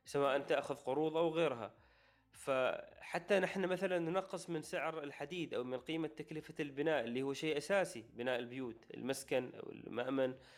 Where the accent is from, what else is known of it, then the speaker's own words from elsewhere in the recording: Oman; نحن عندنا في عمان